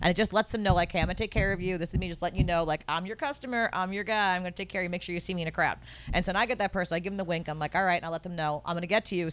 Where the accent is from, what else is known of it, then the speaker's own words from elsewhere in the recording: United States; I'm American